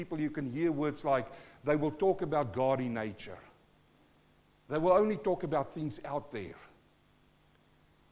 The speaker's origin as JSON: {"language": "English", "country": "South Africa", "tie": "born or raised there", "also_born_or_lived": "New Zealand", "accent": "South African", "moved": "yes", "lives_now": "Australia", "said": "I'm born South African-born Kiwi who's now in Australia"}